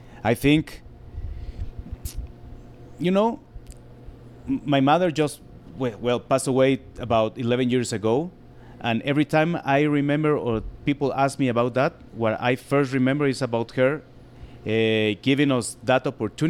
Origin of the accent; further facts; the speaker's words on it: Guatemala City, Guatemala Department, Guatemala; English is a second language; I born in the city and lived there all my life here